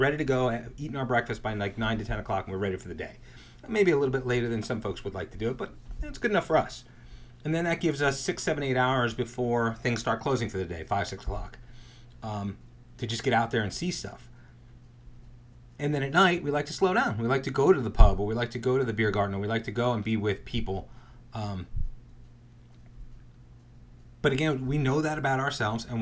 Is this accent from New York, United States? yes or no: yes; New York, United States; We're from New York